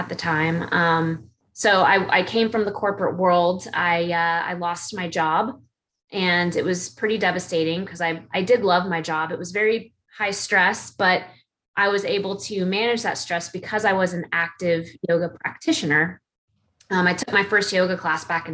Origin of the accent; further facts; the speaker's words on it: Atlanta, Georgia, United States; I'm from Atlanta, Georgia, still live here